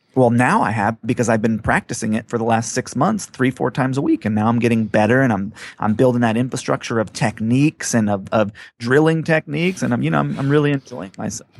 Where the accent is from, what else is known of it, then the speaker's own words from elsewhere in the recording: Hawaii, United States; moved away; I grew up on Hawaii, but I never lived on the beach